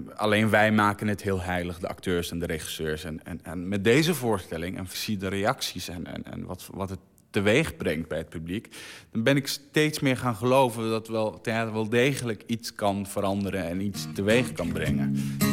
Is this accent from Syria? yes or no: yes; Syria; now in Netherlands; ik een Arabier ben of omdat ik uit Syrië kom